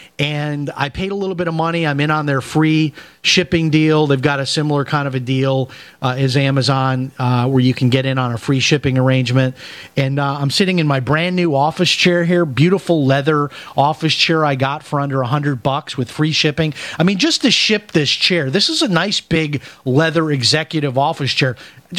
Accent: Chicago, Illinois, United States; I remember growing up in Chicago, that they used to have, like, an accounting firm would come out

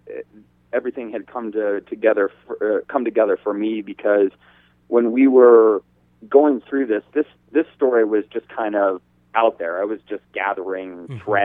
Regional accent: just south of Denver, Colorado, United States; also born or lived in Massachusetts; I grew up in Colorado, just south of Denver, since my family moved here from Massachusetts in, like, 1979, so I was 2 years old.

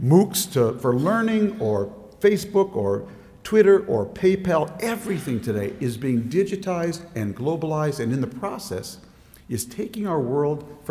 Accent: Minnesota, United States; now in Washington, D.C., United States; the time and place where I grew up in Minnesota

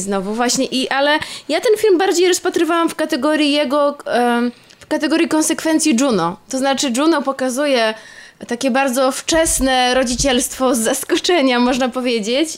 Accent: Poland; ja się urodziłam też w jakichś okropnych czasach i też w Polsce

